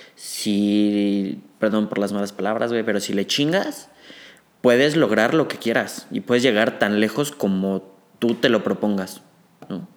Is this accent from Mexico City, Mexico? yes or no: yes; Mexico City, Mexico; also born or lived in Saltillo, Coahuila; yo nací en Saltillo, Coahuila, güey, me fui a vivir a la Ciudad de México a los dos años